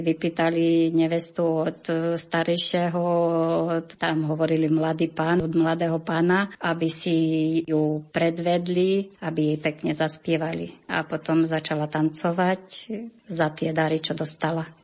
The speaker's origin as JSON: {"language": "Slovak", "town": "Gemelčička", "region": "Bihor County", "country": "Romania", "moved": "yes", "lives_now": "Biely Kostol, Slovakia", "said": "U nás na Salajky na Gemelčičky"}